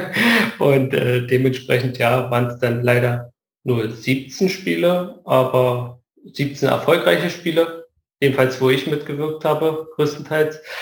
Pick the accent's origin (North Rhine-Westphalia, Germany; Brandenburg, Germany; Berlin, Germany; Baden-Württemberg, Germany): Brandenburg, Germany; Luckenwalde; born or raised there; moved away